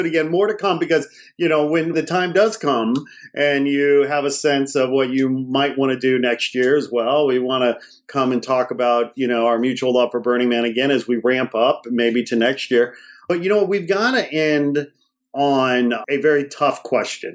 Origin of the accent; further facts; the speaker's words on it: Gary, Indiana, United States; moved away; I was born in Gary, Indiana